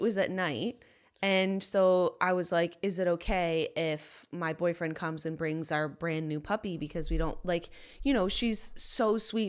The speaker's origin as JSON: {"language": "English", "town": "Rochester", "region": "New York", "country": "United States", "tie": "born or raised there", "also_born_or_lived": "Boston", "moved": "as an adult", "said": "I grew up in Rochester, New York"}